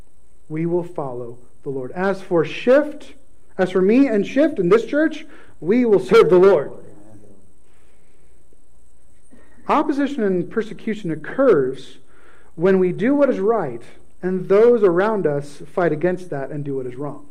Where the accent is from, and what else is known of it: United States